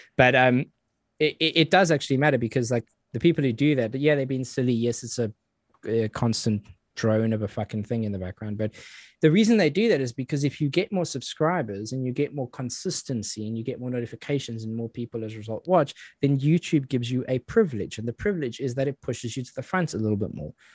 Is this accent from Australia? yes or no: no; South Africa; now in United Kingdom; I grew up in South Africa